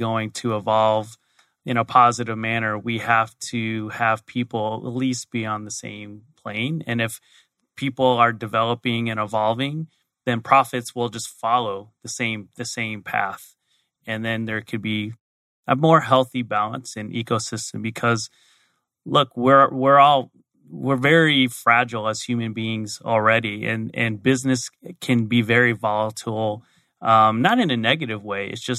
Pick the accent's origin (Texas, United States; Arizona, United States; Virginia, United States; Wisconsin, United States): Arizona, United States; So born and raised in Arizona, so I'm a native. Went to the University of Arizona, got my degree in accounting.